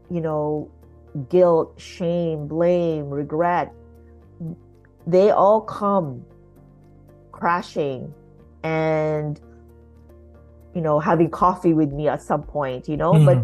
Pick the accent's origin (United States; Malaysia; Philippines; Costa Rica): Philippines; now in Canada; raising my children, um, as Filipino Canadian immigrants.